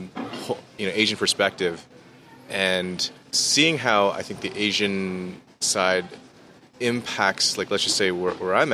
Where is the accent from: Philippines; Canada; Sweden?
Canada; I'm Canadian